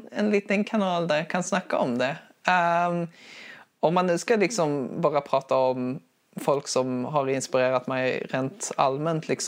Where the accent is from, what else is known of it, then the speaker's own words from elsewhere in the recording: Skåne, Sweden; accent: Scanian; Förlåt, det är min, det är min, det är min skånska